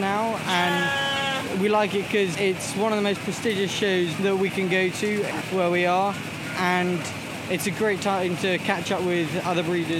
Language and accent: English; near Ludlow, West Midlands, United Kingdom; from near Ludlow.